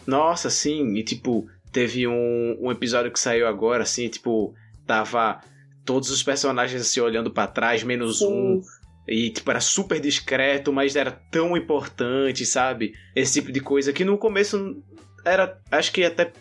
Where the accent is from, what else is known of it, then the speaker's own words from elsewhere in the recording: Northeast Region, Brazil; para mim que sou nordestino